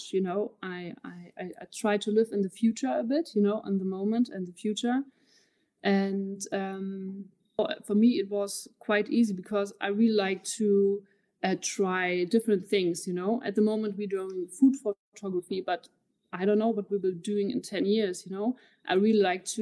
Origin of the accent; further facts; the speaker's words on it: Berlin, Germany; I'm also from Berlin.